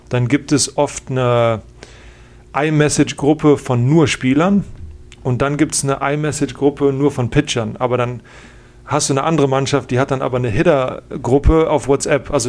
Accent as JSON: {"language": "German", "country": "Germany", "said": "Und ich bin halt als Deutscher, ich liebe das, so eine, so eine Sprachnotiz zu schicken."}